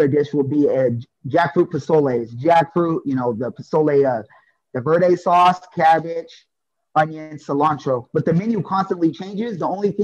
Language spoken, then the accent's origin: English; Sacramento, California, United States; I'm from Sacramento.